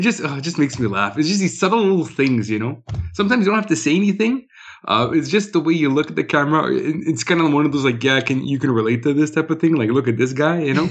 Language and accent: English; Winnipeg, Manitoba, Canada; I'm from Winnipeg